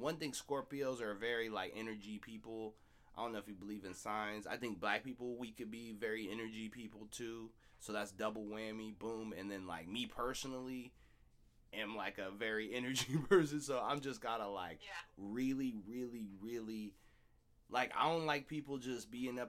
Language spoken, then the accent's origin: English; Seattle, Washington, United States; growing up in Seattle